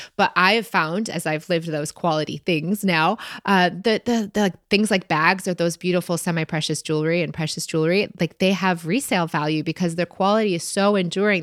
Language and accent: English; Michigan, United States; we're both from Michigan